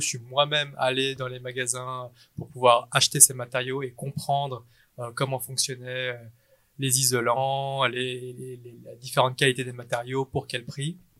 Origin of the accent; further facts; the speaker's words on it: Geneva, Switzerland; né à Genève. Euh, mes parents sont vietnamiens. Euh, j'ai fait toutes mes études à Genève et puis et puis bah voilà, je suis suisse dans l'âme.